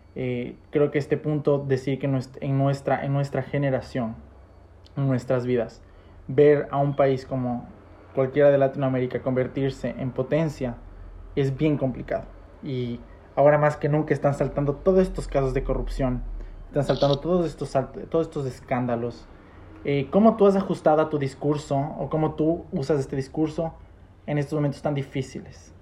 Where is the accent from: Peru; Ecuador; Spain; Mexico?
Ecuador; nosotros de Ecuador